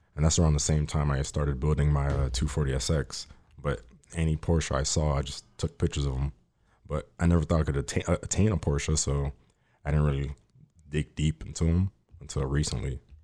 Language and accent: English; Miami, Florida, United States; now in Fort Lauderdale, United States; I grew up in Miami for, like, eighteen years.